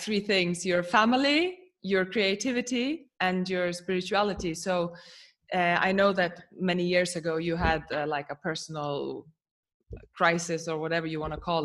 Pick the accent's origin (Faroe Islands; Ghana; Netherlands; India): Faroe Islands; I am from the Faroe Islands myself